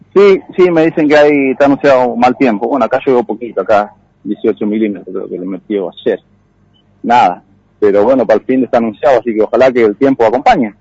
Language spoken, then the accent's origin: Spanish; La Criolla, Santa Fe, Argentina; acá la Criolla. Nacido acá